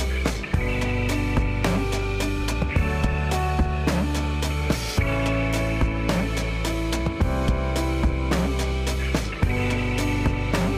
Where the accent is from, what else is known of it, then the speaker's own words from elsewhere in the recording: Michigan, United States; also born or lived in Florida; now in New York, United States; I am also from Michigan